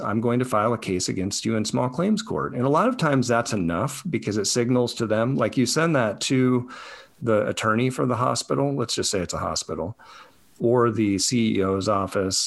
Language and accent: English; Colorado, United States; Where I grew up in Colorado